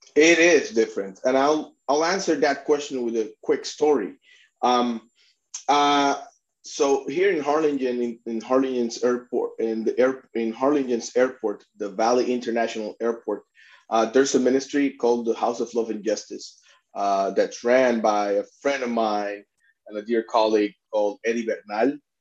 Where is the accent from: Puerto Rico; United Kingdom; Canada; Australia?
Puerto Rico; moved away as an adult; I'm a Puerto Rican myself. I was born and raised in Puerto, Puerto Rico.